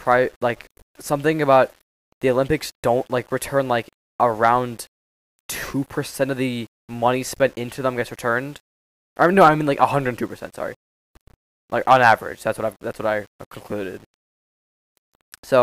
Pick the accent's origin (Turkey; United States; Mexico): Turkey; I come from Turkey, so I have a lot of Muslims in my family